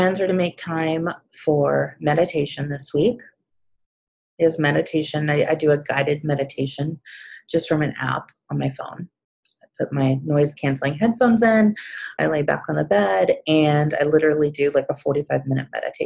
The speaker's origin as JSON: {"language": "English", "town": "Kansas City", "country": "United States", "tie": "born or raised there", "said": "here in my hometown, the last one that I attended, and it was in Kansas City"}